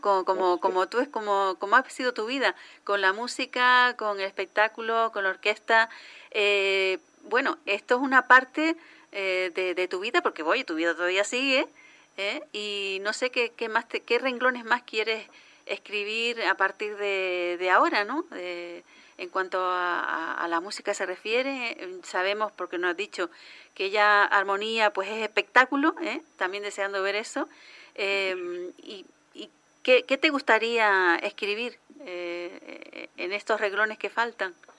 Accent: Canary Islands, Spain; lo que somos los canarios

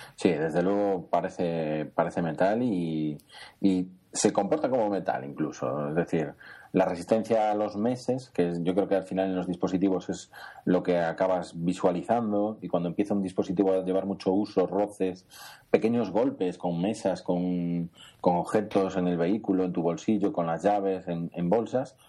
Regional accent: Spain; somos españoles

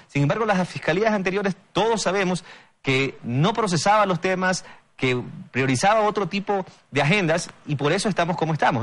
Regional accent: Bahía de Caráquez, Manabí, Ecuador; mi ciudad natal, Bahía de Caracas

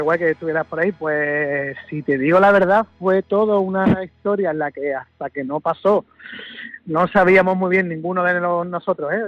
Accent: Jerez de la Frontera, Andalusia, Spain; mi tierra, Jerez

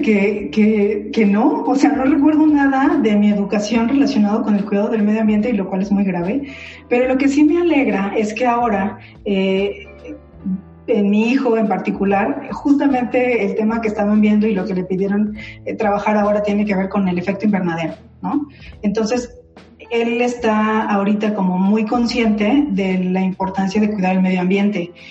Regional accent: Tuxtla Gutiérrez, Chiapas, Mexico; also born or lived in Mexico City; Finalmente sé que no nací ahí, aunque yo digo que soy chiapaneca, pero, pero pues ahí viví mi infancia

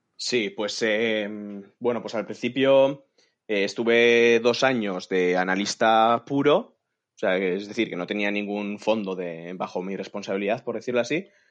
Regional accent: San Sebastián, Basque Country, Spain; moved away; yo soy de San Sebastián y yo quería volver a casa.

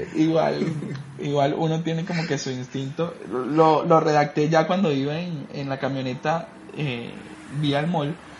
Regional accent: Caracas, Capital District, Venezuela; now in Costa Rica; yo vengo de Caracas

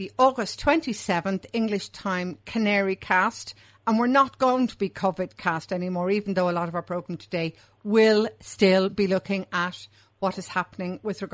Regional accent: Ireland; now in Spain; as an Irish person, I am still a member of the European Union country

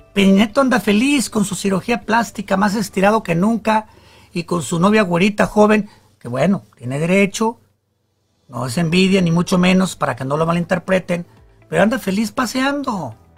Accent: Mexico; somos los mexicanos

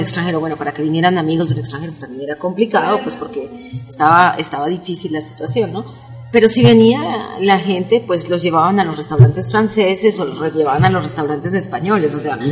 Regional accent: Colombia; now in Mexico City, Mexico; La comunidad colombiana, este, somos más o menos 18 mil.

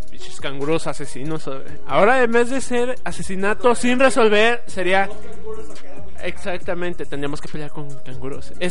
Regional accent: Mexico; somos negros y mexicanos, así que pues decimos que no están resueltos

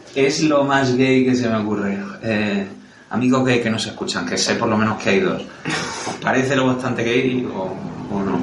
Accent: Aragon, Spain; soy maño

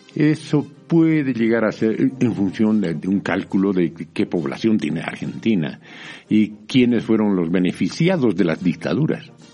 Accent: Bolivia; also born or lived in France / Mexico; yo soy bien boliviano

